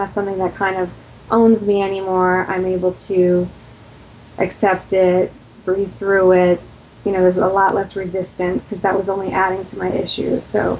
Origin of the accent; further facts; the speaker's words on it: New York, United States; now in Florida, United States; I'm originally from New York in the U.S. and moved around a lot. I'm in Florida right now. I'm 42.